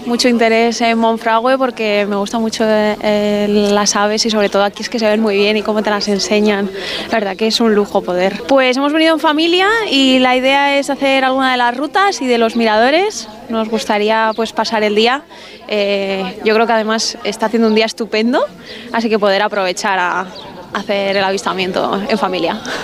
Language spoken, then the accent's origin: Spanish; Ávila, Castile and León, Spain; now in Salamanca, Spain; soy de Ávila, aunque ahora vivo en Salamanca